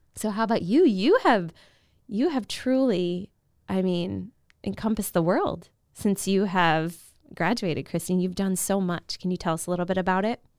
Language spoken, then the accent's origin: English; Virginia, United States; moved away as an adult; from Virginia, so I went to a small Catholic high school